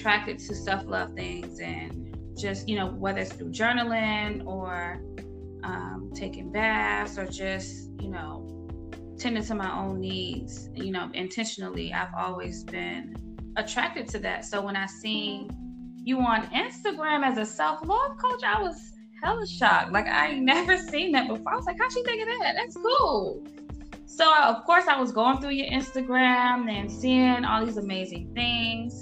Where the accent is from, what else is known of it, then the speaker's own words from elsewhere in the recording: Norfolk, Virginia, United States; moved away as an adult; now in Atlanta, United States; I'm originally from Norfolk, Virginia, but I reside here in Atlanta, Georgia